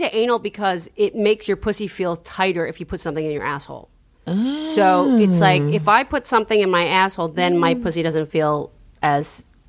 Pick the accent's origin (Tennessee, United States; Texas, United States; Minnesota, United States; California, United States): California, United States; San Francisco; I'm from San Francisco.